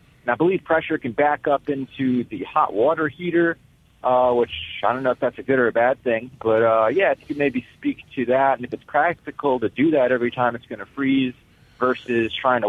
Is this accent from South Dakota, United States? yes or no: no; Louisiana, United States; now in Lumberton, United States; Oh, I'm from Louisiana. I live in Lumberton now.